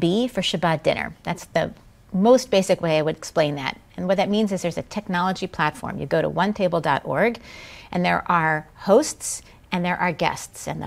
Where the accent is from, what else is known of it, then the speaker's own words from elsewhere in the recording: Colorado, United States; growing up in Colorado